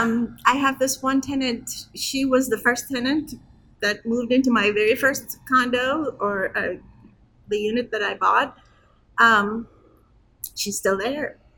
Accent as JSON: {"language": "English", "region": "Istanbul", "country": "Turkey", "tie": "born or raised there", "also_born_or_lived": "Muncie, Indiana", "moved": "yes", "lives_now": "Chicago, United States", "said": "I was born in Turkey, in Istanbul, um, but I have been in this country for 42 years."}